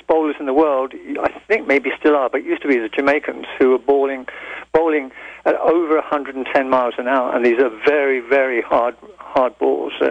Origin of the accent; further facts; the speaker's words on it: England, United Kingdom; being an English person